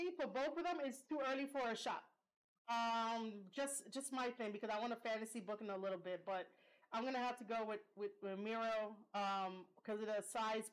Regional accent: New York, United States; I'm from New York

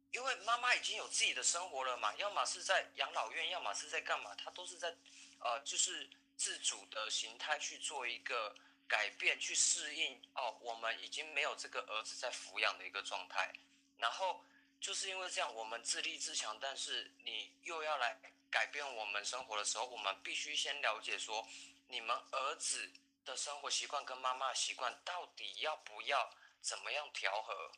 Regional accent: Taiwan; 我们台湾人

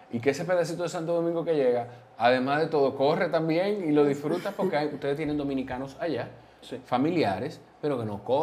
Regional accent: Peru; Pero recuerden que yo también soy peruano.

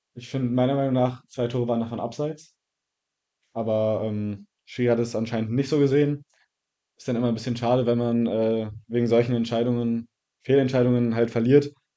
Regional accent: Zinnowitz, Mecklenburg-Vorpommern, Germany; also born or lived in Wolgast; ich bin in Wolgast geboren und ähm, wohne seitdem in Zinnowitz

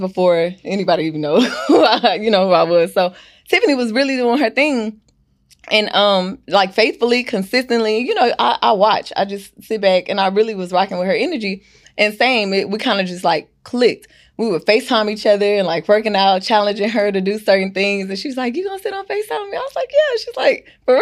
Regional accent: Houston, Texas, United States; also born or lived in Louisiana; I've lived here all my life.

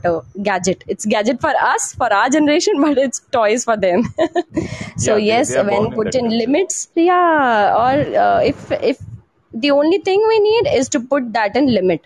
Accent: Panchkula, Haryana, India; I am from Panchkula. That is a part of Tri-City, including Panchkula, Chandigarh and Mohali.

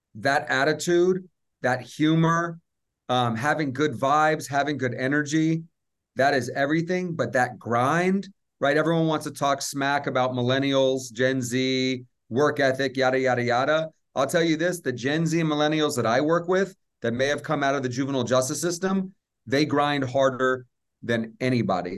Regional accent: Atlanta, Georgia, United States; I grew up in Atlanta

